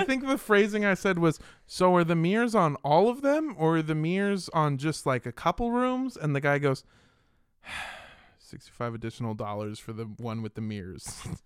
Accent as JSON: {"language": "English", "region": "California", "country": "United States", "tie": "born or raised there", "said": "I grew up in California"}